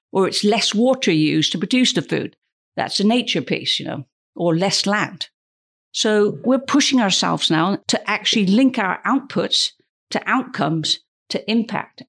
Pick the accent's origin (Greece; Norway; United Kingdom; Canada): United Kingdom; I'm British